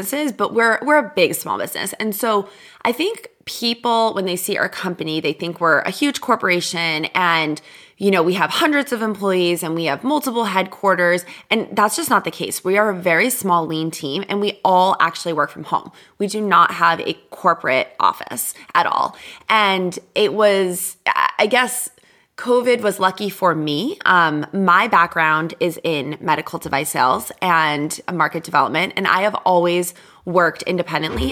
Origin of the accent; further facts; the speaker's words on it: Boston, Massachusetts, United States; now in California, United States; Being in California, I grew up in Boston.